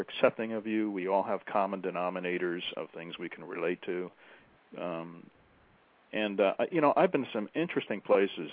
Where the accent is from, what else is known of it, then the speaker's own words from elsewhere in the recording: United States; when people would ask me, "Where are you from?" I'd say, "Oh, America."